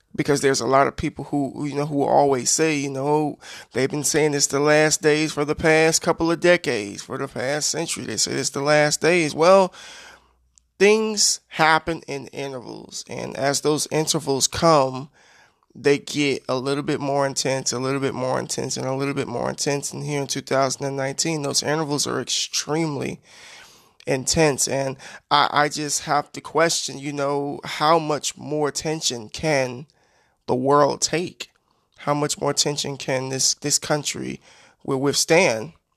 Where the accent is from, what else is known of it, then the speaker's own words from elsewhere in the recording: United States; I'm an American citizen and I live in this country